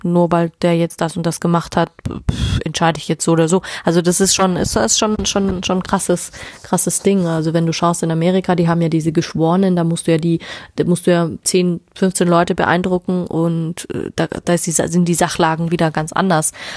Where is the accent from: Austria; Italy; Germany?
Germany; Bei uns in Deutschland